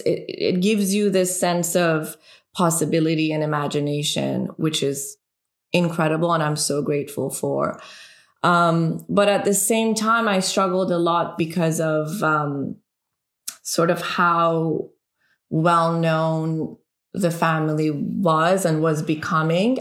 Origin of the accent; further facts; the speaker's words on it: Iran; English is a second language; moved away; also born or lived in Canada; a woman growing up in Iran